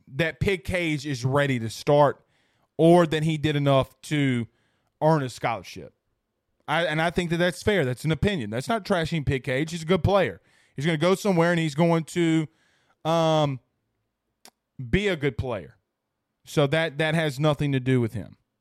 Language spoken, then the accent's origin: English; Franklinton, Louisiana, United States; also born or lived in Amite, Louisiana; I grew up in Franklinton with divorced parents.